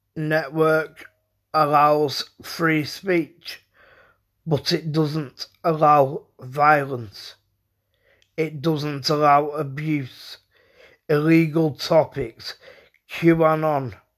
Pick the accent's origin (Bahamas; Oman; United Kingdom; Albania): United Kingdom; I was brought up in the United Kingdom.